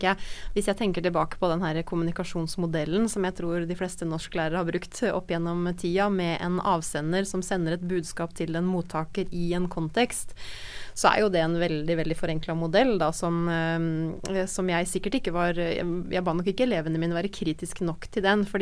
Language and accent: Norwegian; Norway; moved away as an adult; also born or lived in North Dakota, United States; hjemme i Norge